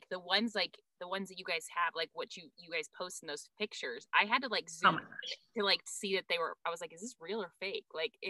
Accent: Harrison, Idaho, United States; I used to tell people where I'm from. I'm like, oh, Coeur d'Alene, Idaho. Cause I can't say Harrison, Idaho.

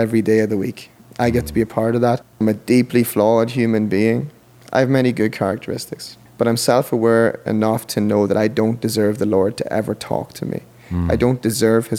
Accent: Monaghan, County Monaghan, Ireland; also born or lived in Dublin; we went to a little church in Monaghan, my hometown in Ireland

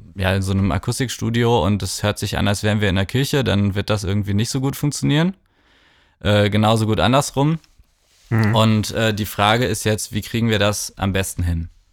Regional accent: Cologne, North Rhine-Westphalia, Germany; moved away as an adult; also born or lived in Bergisch Gladbach; now in Berlin, Germany; ich komme aus Köln

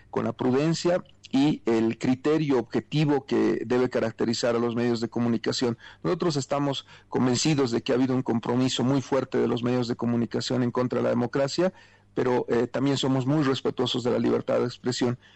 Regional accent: Bolivia

